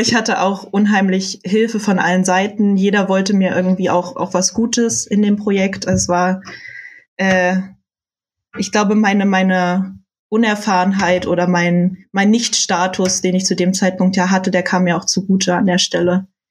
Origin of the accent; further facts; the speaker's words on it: Saxony-Anhalt, Germany; moved away; ich komme äh, aus Sachsen-Anhalt, aus der Nähe von Halle an der Saale